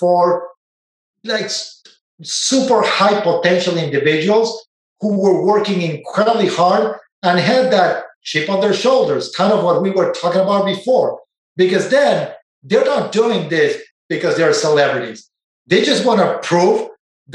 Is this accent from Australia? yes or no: no; Argentina; moved away as an adult; now in Silicon Valley, United States; I didn't know Silicon Valley existed growing up in Argentina.